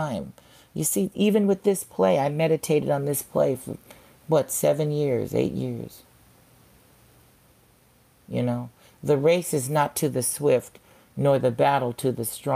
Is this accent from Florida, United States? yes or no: no; Santa Monica, California, United States; moved away as an adult; also born or lived in Los Angeles, California / Chicago; I'm from Santa Monica, California. I was born there and, you know, was raised between Santa Monica and Koreatown in L.A.